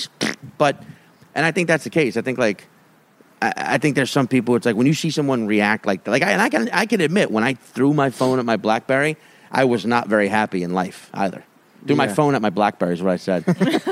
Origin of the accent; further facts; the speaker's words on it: Cape Town, Western Cape, South Africa; also born or lived in Australia; Well, I'm from Australia originally, but I grew up in Cape Town.